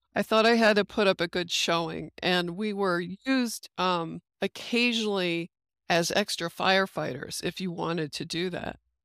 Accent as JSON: {"language": "English", "country": "United States", "said": "being American"}